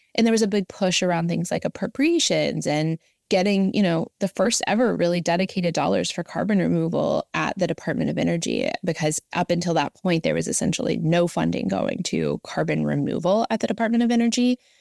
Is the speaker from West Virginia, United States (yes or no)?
yes; Southern West Virginia, United States; moved away as an adult; also born or lived in Washington, D.C.; I grew up in Southern West Virginia